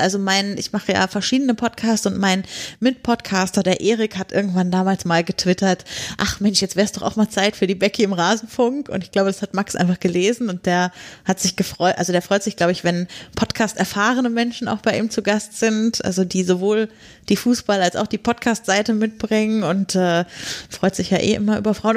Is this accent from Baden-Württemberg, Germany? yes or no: no; near Lüneburg, Lower Saxony, Germany; now in Potsdam, Germany; ich komme schon aus Niedersachsen, das heißt, mhm. also nicht aus der Nähe von Wolfsburg, eher so Nordost bei Lüneburg